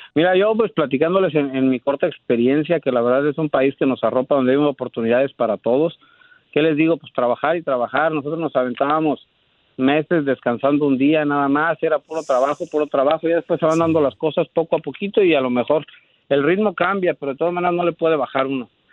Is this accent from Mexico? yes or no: yes; Michoacán, Mexico; moved away as an adult; now in Dallas, United States; Nosotros somos este de Michoacán